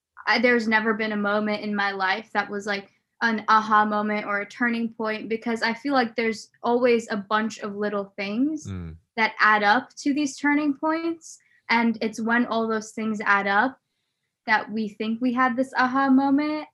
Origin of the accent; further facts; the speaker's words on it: Nebraska, United States; I grew up in Nebraska